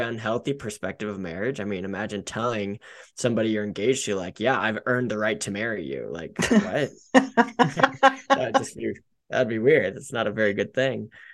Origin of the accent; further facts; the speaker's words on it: Denver, Colorado, United States; I love living in Colorado. I grew up in Denver, one of the few natives that I know